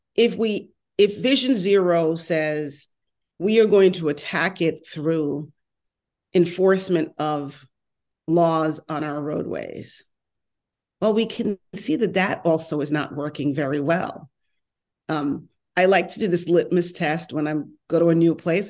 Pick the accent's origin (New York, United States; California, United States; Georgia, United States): New York, United States; accent: New York; moved away as an adult; also born or lived in New Jersey / Washington, D.C.; now in Los Angeles, United States; I lived in New York for a long time, born and raised